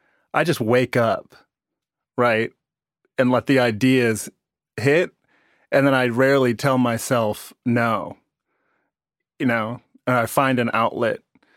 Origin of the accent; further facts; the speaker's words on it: Chicago, Illinois, United States; I'm from Chicago. It's like the black kid